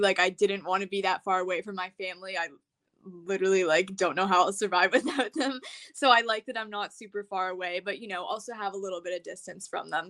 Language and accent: English; Massachusetts, United States; I'm from Massachusetts, and I just graduated high school on Saturday